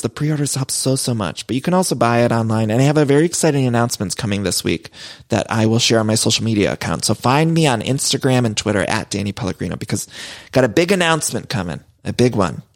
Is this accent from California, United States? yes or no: no; Solon, Ohio, United States; I grew up in Solo and right outside of Cleveland